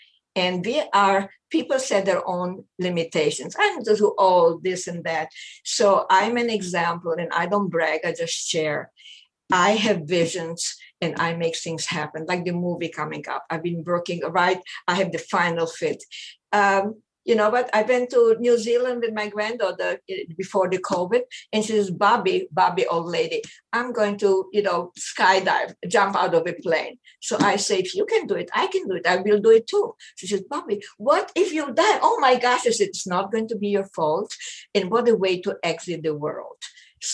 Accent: Israel; I grew up in Israel for 9 years.

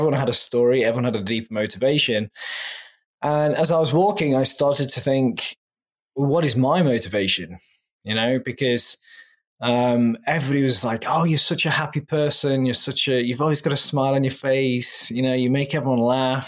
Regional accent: England, United Kingdom; moved away; I'm originally from England, as your listeners can probably tell from my accent.

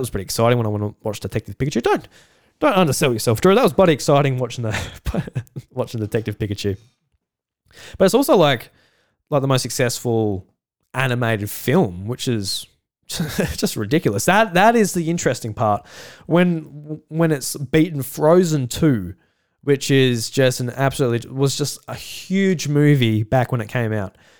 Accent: South Australia, Australia; I'm Australian

